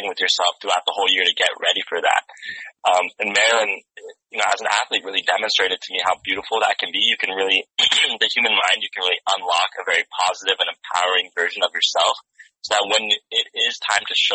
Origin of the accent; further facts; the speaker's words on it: San Diego, California, United States; I'm actually not from Watts. I'm from San Diego